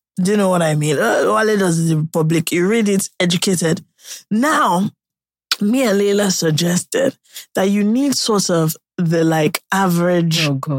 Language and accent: English; United Kingdom; I'm British